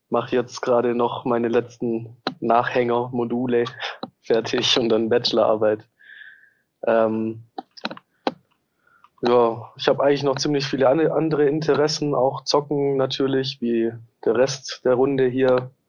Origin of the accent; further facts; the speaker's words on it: Southern Germany, Germany; now in Hamburg, Germany; Ich komme eigentlich auch aus der Ecke Süddeutschland. Äh, wohne aber jetzt seit oh Gott, fünf Jahren, fünfeinhalb Jahren in Hamburg.